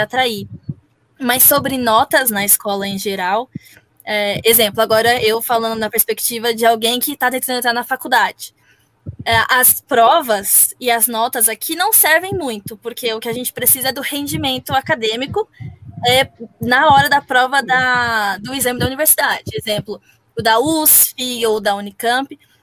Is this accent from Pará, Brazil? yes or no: no; São Paulo, Brazil; Eu sou de São Paulo